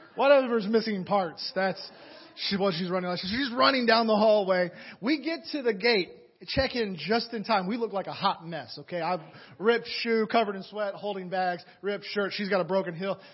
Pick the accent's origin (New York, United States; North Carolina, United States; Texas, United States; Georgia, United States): Georgia, United States; Atlanta; moved away; I'm from Atlanta originally